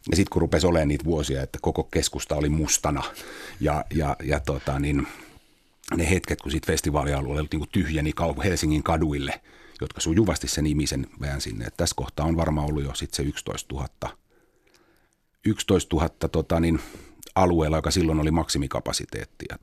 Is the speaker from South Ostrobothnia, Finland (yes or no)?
no; Espoo, Uusimaa, Finland; ennen kuin mä muutin opiskelijakämppään, mä tulin himasta Tapiolasta.